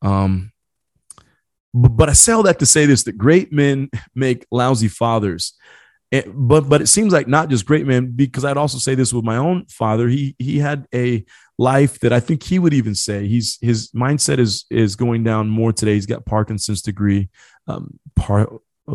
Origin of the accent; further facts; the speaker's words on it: Marion, Indiana, United States; also born or lived in Ecuador; I was adopted from South America, brought over from Ecuador, brought to a city by the name of Marion in the state called Indiana, the Hoosier state